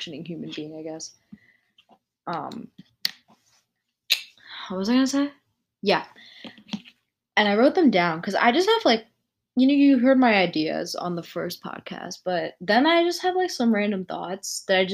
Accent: United States; I was born and raised in America

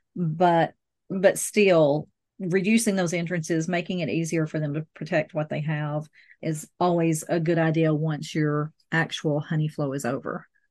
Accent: the South, United States; I'm from the South, I drink sweet tea

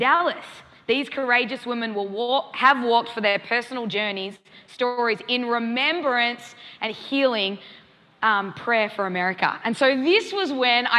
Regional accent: Australia; moved away as an adult; now in Kansas City, United States; I'm an Aussie to the core

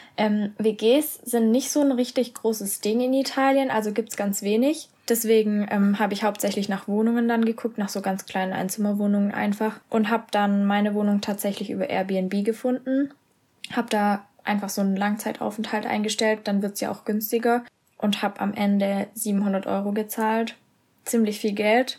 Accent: Germany; also born or lived in Castellanza, Italy; Und dann habe ich gesagt ja

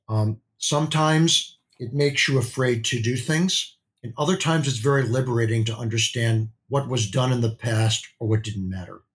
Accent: Midwest, United States; I grew up in the Midwest.

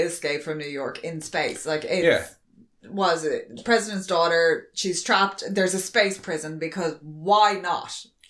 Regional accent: Ireland

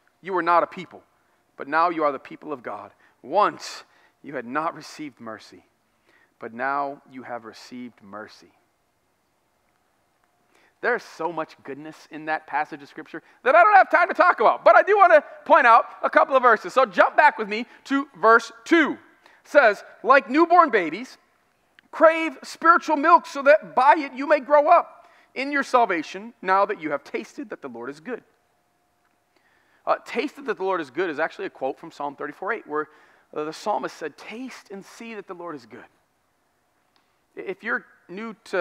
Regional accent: United States; I'm American

